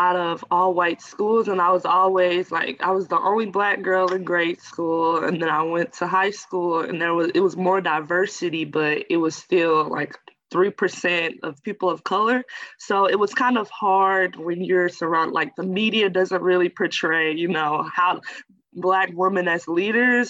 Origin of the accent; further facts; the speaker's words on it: Florissant, Missouri, United States; also born or lived in Iowa; I'm from St. Louis, Missouri, a little suburb called Florissant, Ferguson-Florissant area